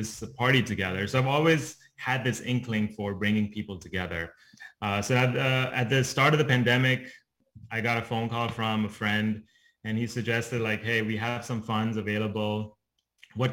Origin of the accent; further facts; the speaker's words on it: Dubai, United Arab Emirates; moved away; I was born and brought up in the Middle East in Dubai